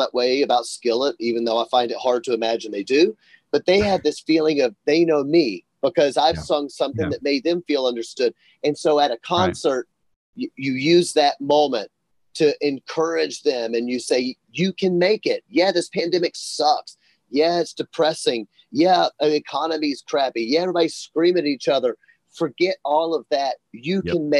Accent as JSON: {"language": "English", "town": "Memphis", "region": "Tennessee", "country": "United States", "said": "I'm from Memphis"}